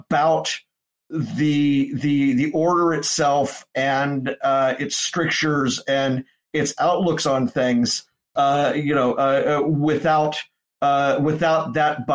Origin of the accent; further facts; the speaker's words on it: Memphis, Tennessee, United States; moved away; at a bookstore in Memphis. Went back to my hometown for it